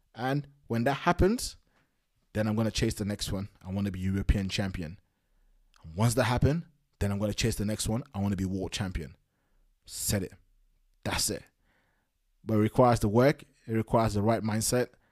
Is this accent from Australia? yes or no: no; Nigeria; moved away; I was born in Nigeria in the nineties.